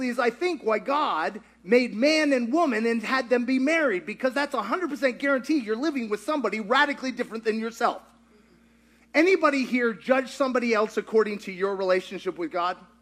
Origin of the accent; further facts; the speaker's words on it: Kentucky, United States; I grew up in Kentucky.